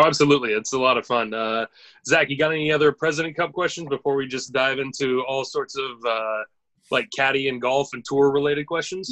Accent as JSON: {"language": "English", "country": "United States", "said": "as an American"}